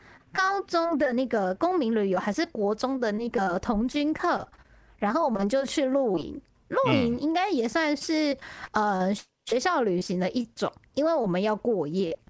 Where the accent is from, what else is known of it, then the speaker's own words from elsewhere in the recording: Kaohsiung, Taiwan; also born or lived in Taipei; 我是高雄长大嘛，虽然是台北出生的孩子，但我在高雄念国小，就是高雄长大，一路长大。